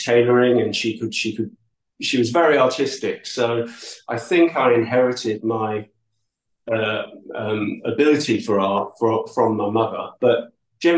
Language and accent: English; New Brighton, North West England, United Kingdom; also born or lived in Edinburgh / Manchester; I went back to live with my aunt and uncle in New Brighton, because I was originally from New Brighton.